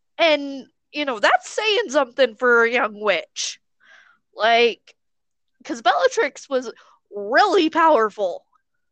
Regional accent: United States; We may be American

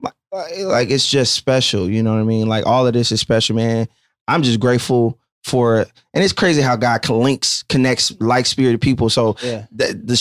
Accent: Inglewood, California, United States; I'm church and I'm from Inglewood

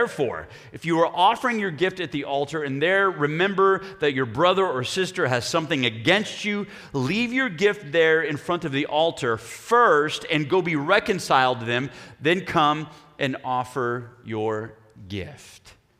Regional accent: Oklahoma, United States; Problem is, we're from Oklahoma.

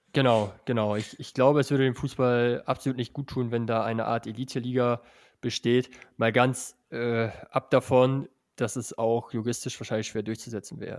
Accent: northwest Germany, Germany; also born or lived in Salzgitter; ich komme ja auch aus dem Nordwesten

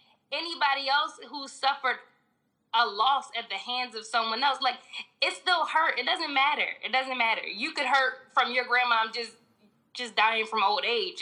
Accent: Philadelphia, Pennsylvania, United States; I'm from West Oak Lane, so okay. It's like uptown.

